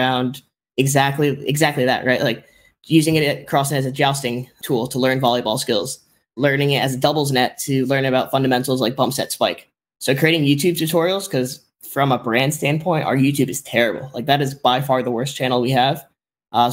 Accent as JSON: {"language": "English", "town": "Miami", "region": "Florida", "country": "United States", "said": "I'm from Miami."}